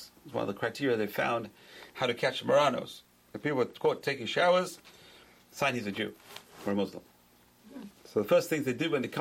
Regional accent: London, United Kingdom; moved away; growing up in London, they had bathhouses, public bathhouses

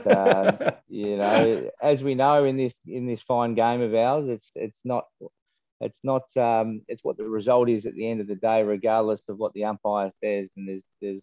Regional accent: Tasmania, Australia; We grew up playing footy in Tassie there for a couple of years

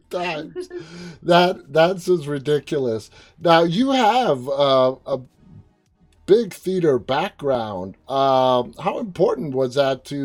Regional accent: New York, United States; I'm a New Yorker.

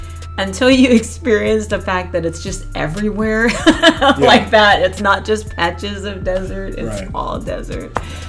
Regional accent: Florida, United States; I born and raised in Florida, I've never traveled, never been anywhere

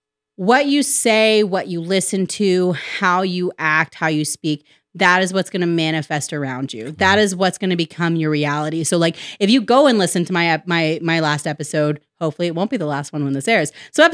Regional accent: the South, United States; I'm not religious per se. I like to say that I'm spiritual. That's more so because I grew up in the Bible Belt.

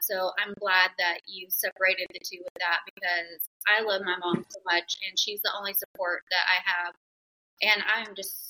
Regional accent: the South, United States; I grew up in the South

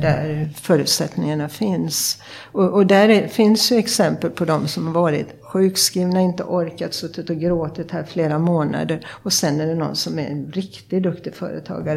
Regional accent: Sjuhäradsbygden, west coast of Sweden, Västra Götaland, Sweden; also born or lived in Uppsala; now in Stockholm, Sweden; jag kommer från det man brukar kalla Sveriges framsida. Jag kommer från västkusten och från eh, Sjuhäradsbygden.

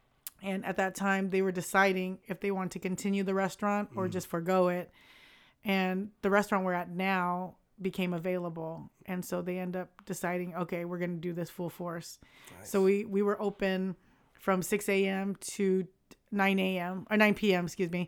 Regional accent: Vietnam; So we're Chinese from Vietnam, but people think that we're Korean because it's very Korean last name.

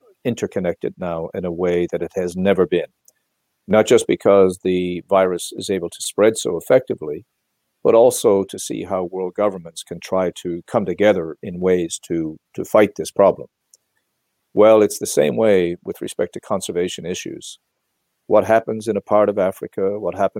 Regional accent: Newfoundland and Labrador, Canada; I was born and raised in Newfoundland, of course, where I still live and I've always lived.

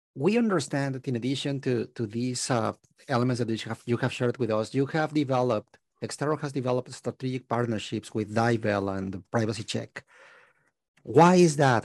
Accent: Mexico; moved away as an adult; now in Canada; I was born and raised in Mexico

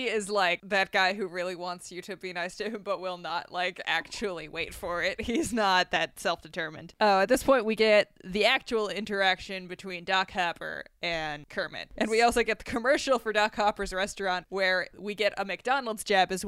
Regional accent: Saskatchewan, Canada; we're from Saskatchewan

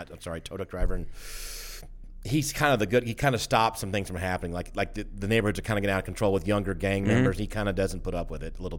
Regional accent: Atlanta, Georgia, United States; I'm kind of glad I grew up at least in Atlanta.

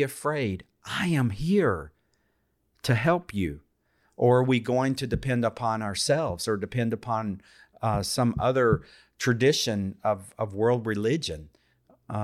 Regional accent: United States; also born or lived in India; what I grew up with here in the United States

